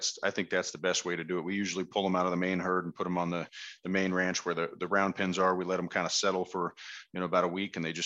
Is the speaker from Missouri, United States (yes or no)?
no; Westminster, Colorado, United States; also born or lived in Hawaii; now in Fort Collins, United States; we grew up down in the Westminster, North Glen area, just north of Denver